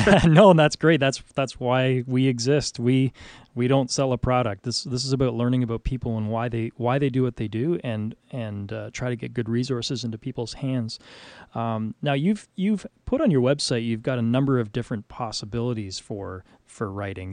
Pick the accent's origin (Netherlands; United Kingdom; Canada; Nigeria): Canada; I'm from Canada